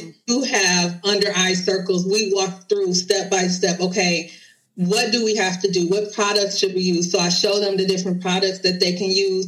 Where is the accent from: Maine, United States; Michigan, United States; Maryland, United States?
Michigan, United States; Detroit; I originally started doing uh, makeup events in my city. I'm from Detroit